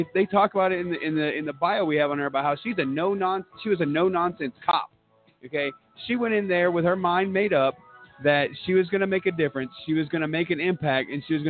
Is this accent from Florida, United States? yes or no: yes; Florida, United States; also born or lived in Orlando; I'm definitely from Florida. I actually lived in Orlando for a while.